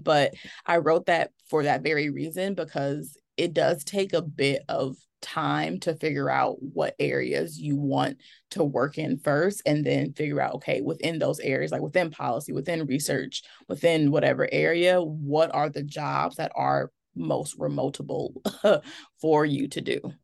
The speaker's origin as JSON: {"language": "English", "town": "Milwaukee", "region": "Wisconsin", "country": "United States", "said": "I am from Milwaukee, Wisconsin, which is where I currently live"}